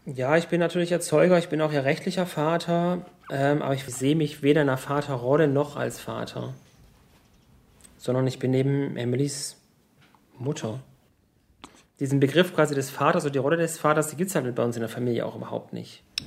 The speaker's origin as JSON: {"language": "German", "town": "Tuttlingen", "region": "Baden-Württemberg", "country": "Germany", "tie": "born or raised there", "also_born_or_lived": "Konstanz", "said": "Ich komme ursprünglich aus dem Süden von Deutschland, in einer Kleinstadt, die heißt Tuttlingen. Da bin ich geboren und aufgewachsen"}